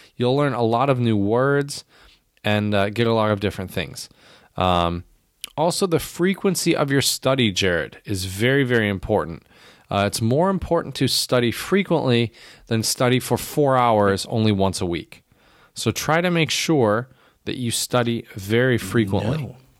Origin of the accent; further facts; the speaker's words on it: United States; as an American